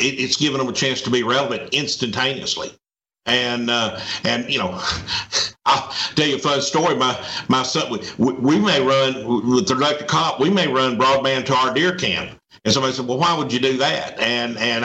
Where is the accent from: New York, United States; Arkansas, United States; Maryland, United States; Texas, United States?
Arkansas, United States; now in Mississippi, United States; I'm from Arkansas